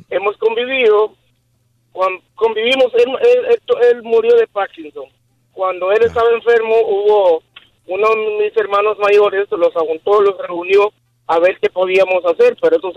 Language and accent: Spanish; Olanchito, Yoro, Honduras; Nosotros somos de Honduras.